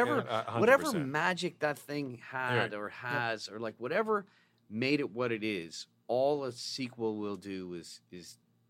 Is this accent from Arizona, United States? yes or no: yes; Arizona, United States; I'm from Arizona.